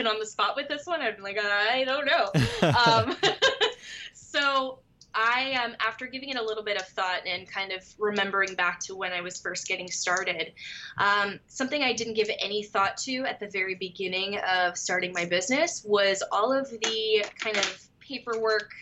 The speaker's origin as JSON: {"language": "English", "town": "Moorpark", "region": "California", "country": "United States", "tie": "born or raised there", "also_born_or_lived": "Los Angeles, California / Orange County, California", "said": "I was born in Los Angeles and raised nearby in Ventura County"}